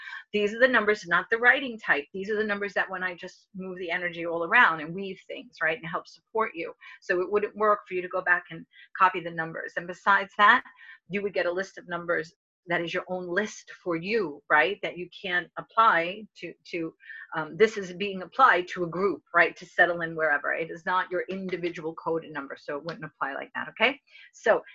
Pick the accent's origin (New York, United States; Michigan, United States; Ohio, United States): New York, United States; accent: New York; New York, you know my accent, New York